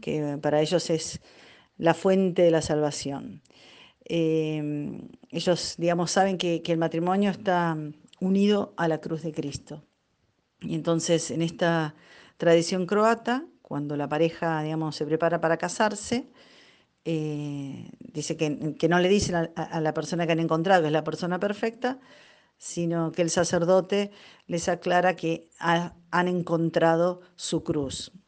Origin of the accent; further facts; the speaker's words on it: Neuquén, Argentina; soy de Neuquén Capital